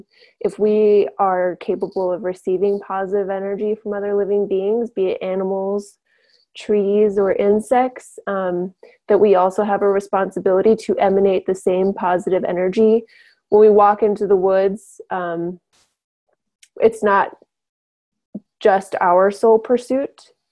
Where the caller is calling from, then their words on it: Helena, Montana, United States; I'm with Earthfire. I'm tuning in from Helena, Montana tonight.